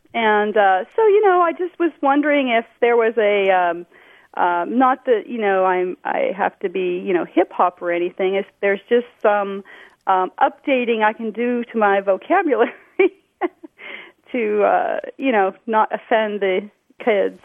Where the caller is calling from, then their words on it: Encinitas, California, United States; I'm calling from Encinitas in San Diego County, California